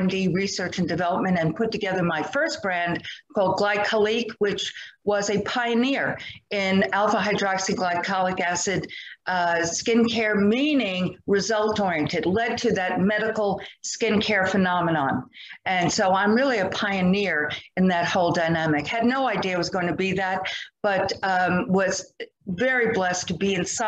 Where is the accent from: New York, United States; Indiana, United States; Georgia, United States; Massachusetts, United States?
New York, United States; moved away as an adult; also born or lived in Fort Worth, Texas; now in Austin, United States; I'm from New York initially or originally. I'm a New York girl